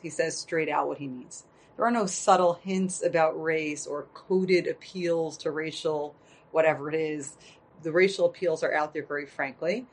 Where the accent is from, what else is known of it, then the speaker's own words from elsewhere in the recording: United States; I would call myself an American patriot